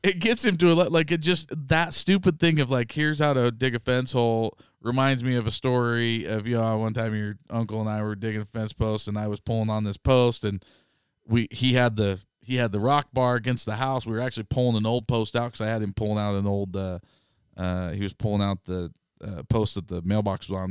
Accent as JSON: {"language": "English", "region": "North Idaho", "country": "United States", "tie": "born or raised there", "said": "growing up in North Idaho"}